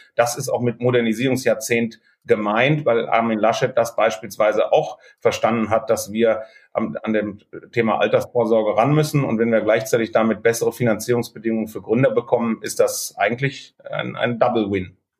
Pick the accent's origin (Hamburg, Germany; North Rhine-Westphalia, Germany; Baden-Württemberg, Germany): North Rhine-Westphalia, Germany; Cologne; Als Kölner